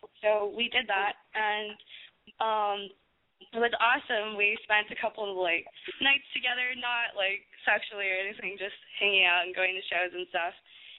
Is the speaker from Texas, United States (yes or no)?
yes; Texas, United States; now in Los Angeles, United States; I'm Latina. I'm from Texas. I'm a Texas girl, and I'm really proud of that.